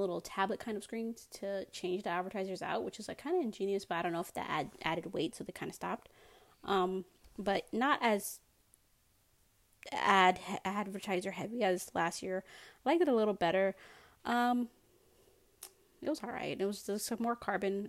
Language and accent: English; United States; I'm an American